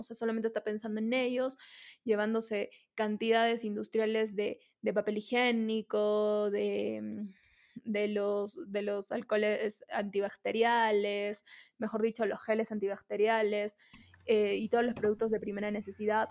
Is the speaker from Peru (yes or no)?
yes; Peru; vivimos en el Perú, somos peruanos